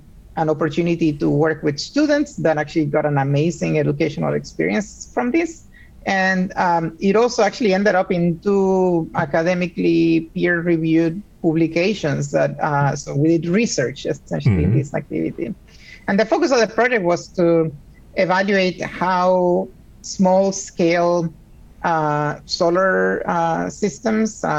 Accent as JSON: {"language": "English", "country": "Puerto Rico", "tie": "born or raised there", "also_born_or_lived": "Argentina", "moved": "as an adult", "lives_now": "Seattle, United States", "said": "I also was raised in Puerto Rico. I was born in Argentina, but I lived most of my life growing up in Puerto Rico."}